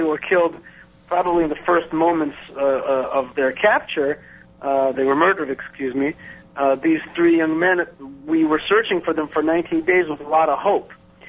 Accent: Israel; born there; also born or lived in New York / New Jersey; I was born in Israel. I've been around here for half my life. I was in New York and New Jersey the rest of the time.

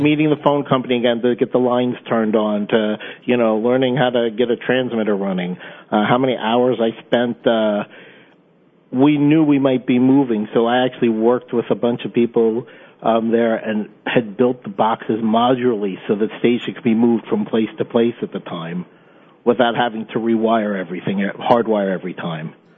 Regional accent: Charleston, South Carolina, United States; moved away; I'm from Charleston, South Carolina

